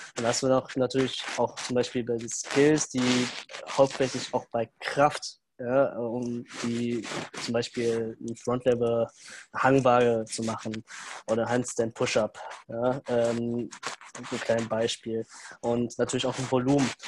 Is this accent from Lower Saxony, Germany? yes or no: no; Düsseldorf, North Rhine-Westphalia, Germany; komme aus Düsseldorf